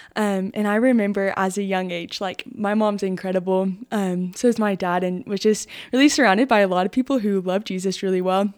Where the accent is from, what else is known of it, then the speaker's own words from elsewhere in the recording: Shallowater, Texas, United States; I grew up in Shalawather. My whole life